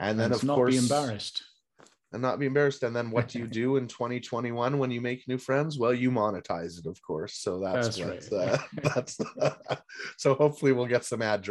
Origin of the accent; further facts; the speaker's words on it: Minnesota, United States; I'm from Minnesota.